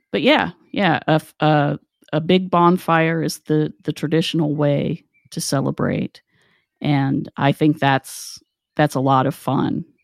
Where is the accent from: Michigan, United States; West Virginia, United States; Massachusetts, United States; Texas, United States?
West Virginia, United States; moved away; growing up in West Virginia